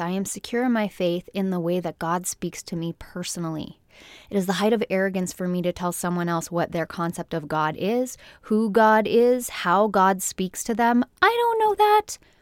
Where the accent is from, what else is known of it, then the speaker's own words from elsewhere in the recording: Canada; from my home country, Canada